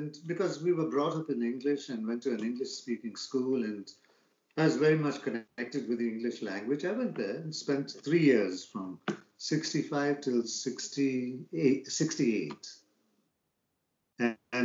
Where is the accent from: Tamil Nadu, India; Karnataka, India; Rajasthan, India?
Karnataka, India; Bangalore; moved away as an adult; now in San Diego, United States; I come from Bangalore, India.